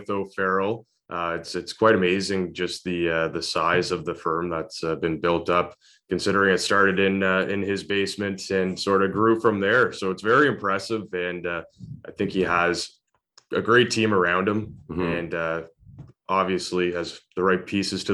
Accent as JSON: {"language": "English", "town": "North Gower", "region": "Ontario", "country": "Canada", "tie": "born or raised there", "said": "born and raised in North Gore, so not too far away from Kempville."}